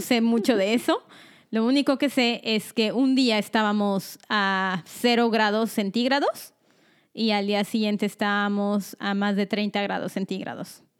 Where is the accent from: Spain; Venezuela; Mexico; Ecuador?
Mexico; State of Mexico; first language Spanish; moved away as an adult; now in United States; Nosotras vivimos casi toda nuestra vida en el Estado de México